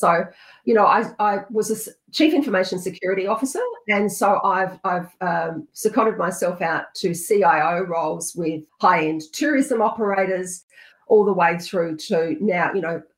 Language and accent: English; South Australia, Australia; also born or lived in country Victoria; We moved to South Australia when I was about